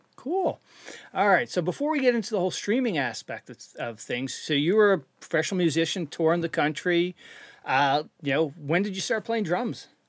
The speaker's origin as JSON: {"language": "English", "country": "Canada", "tie": "born or raised there", "moved": "yes", "said": "I'm from Canada originally. So, we grew up playing road hockey, street hockey"}